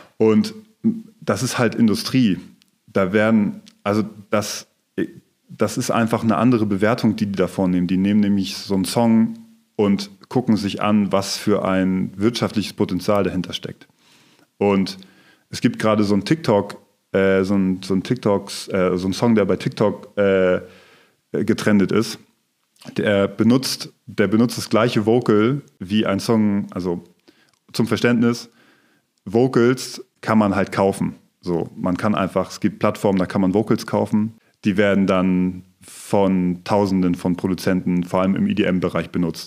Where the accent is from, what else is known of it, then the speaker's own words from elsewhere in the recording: Rendsburg, Schleswig-Holstein, Germany; now in Kiel, Germany; ich komme aus der Nähe von Kiel, aus Rendsburg